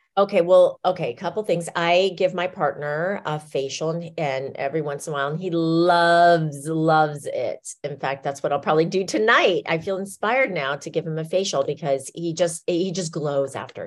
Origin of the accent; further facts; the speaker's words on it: Iowa, United States; We grew up in Iowa